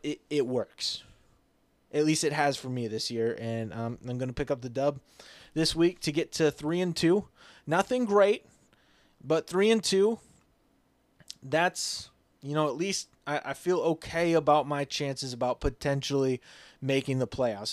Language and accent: English; Iowa, United States; moved away as an adult; now in Mankato, United States; Growing up in Iowa